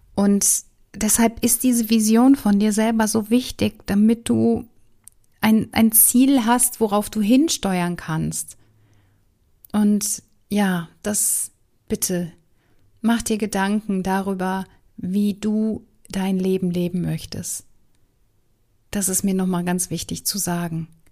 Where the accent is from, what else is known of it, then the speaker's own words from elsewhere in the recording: Wuppertal, North Rhine-Westphalia, Germany; Ich bin ja in Wuppertal groß geworden.